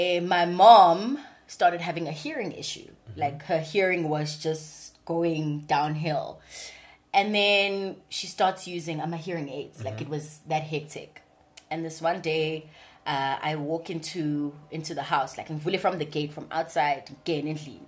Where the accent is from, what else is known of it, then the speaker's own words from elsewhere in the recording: Durban, KwaZulu-Natal, South Africa; accent: Durban; born and bred in Durban. I'm a thoroughbred, like proper Durbanite. Grew up in Phoenix.